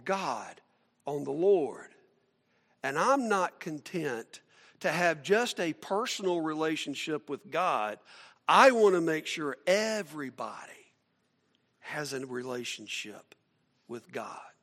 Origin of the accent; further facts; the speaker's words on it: Atlanta, Georgia, United States; I grew up in Atlanta